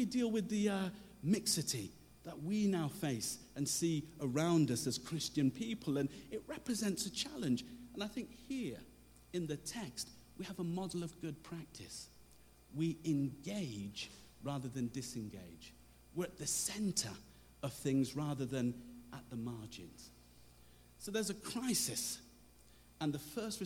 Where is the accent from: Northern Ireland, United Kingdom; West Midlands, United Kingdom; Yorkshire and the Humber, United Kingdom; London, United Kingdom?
West Midlands, United Kingdom; Coventry; I'm from Coventry